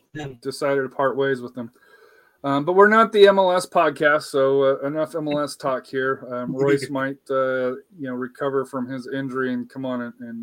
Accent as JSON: {"language": "English", "region": "Colorado", "country": "United States", "tie": "born or raised there", "said": "I grew up in Colorado"}